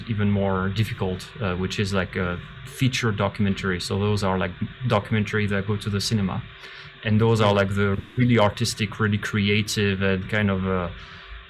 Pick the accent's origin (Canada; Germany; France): France; Paris, Île-de-France; moved away as an adult; now in China; I'm from France, I'm from Paris